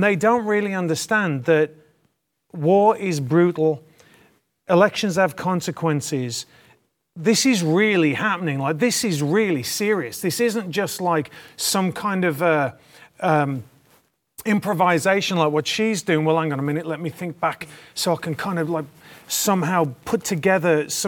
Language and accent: English; United Kingdom; you asked me about my opinion being a Brit. So I was actually, my family are Irish, English. And so for years, the IRA was bombing the UK. So growing up, I grew up in that kind of environment.